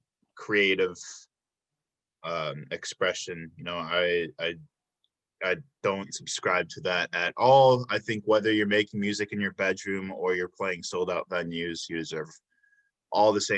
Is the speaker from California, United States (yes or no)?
no; Chicago, Illinois, United States; moved away as an adult; now in Milwaukee, United States; I'm from Chicago area, but I've only been here for 6 years